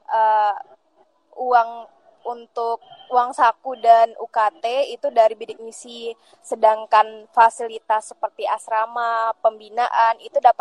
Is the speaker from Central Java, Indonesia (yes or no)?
no; West Pasaman, West Sumatra, Indonesia; Aku dari Sumatera Barat, teman-teman Pasaman Barat uh, sebenarnya sih lumayan jauh dari pusat kota provinsi